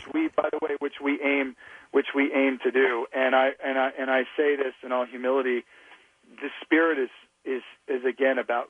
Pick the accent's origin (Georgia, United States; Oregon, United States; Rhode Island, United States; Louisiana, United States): Louisiana, United States; blue-collar guys that I grew up with in Louisiana